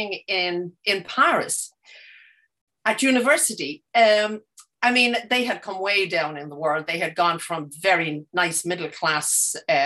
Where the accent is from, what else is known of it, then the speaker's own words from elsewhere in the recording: Dublin, Leinster, Ireland; I was growing up in Dublin in the 50s and 60s.